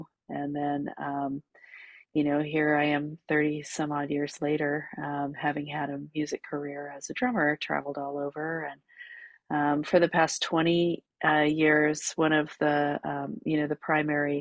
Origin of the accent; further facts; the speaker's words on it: California, United States; moved away as an adult; also born or lived in New York City; I grew up in California. I moved to New York City after I graduated from college